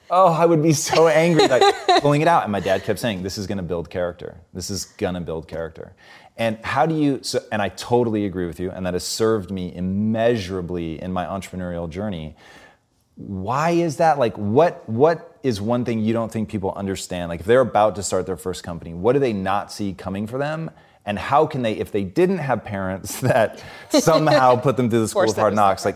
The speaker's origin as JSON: {"language": "English", "town": "Tacoma", "region": "Washington", "country": "United States", "tie": "born or raised there", "said": "Growing up in Tacoma, like, I don't know if you could do this or you just did it, but we would go and find fallen trees"}